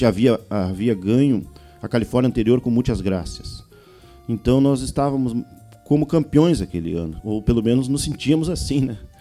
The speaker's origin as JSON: {"language": "Portuguese", "area": "on the banks of the Uruguay River", "region": "Rio Grande do Sul", "country": "Brazil", "tie": "born or raised there", "said": "Tivemos sorte lá de nascer na fronteira, na beira do Rio Uruguai, com essa influência do vento minuano ali, de um sotaque da Argentina, do Uruguai"}